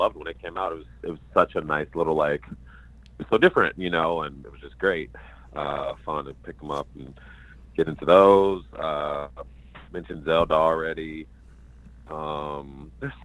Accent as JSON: {"language": "English", "town": "Chicago", "region": "Illinois", "country": "United States", "tie": "born or raised there", "moved": "as an adult", "lives_now": "Los Angeles, United States", "said": "From Chicago, Illinois"}